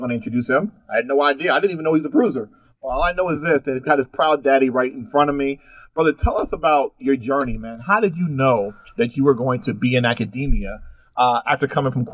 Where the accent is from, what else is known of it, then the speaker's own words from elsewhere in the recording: New Jersey, United States; now in Texas, United States; I grew up in Jersey